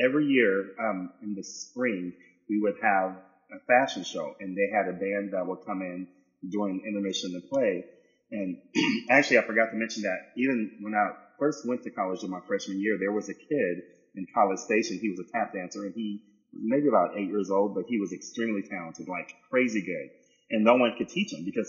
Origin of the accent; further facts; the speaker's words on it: San Diego, California, United States; moved away as an adult; also born or lived in New York / Los Angeles; I was from San Diego, California.